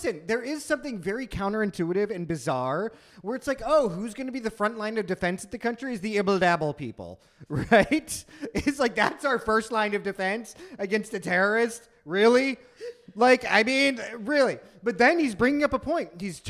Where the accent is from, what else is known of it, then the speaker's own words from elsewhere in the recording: India; myself as an Indian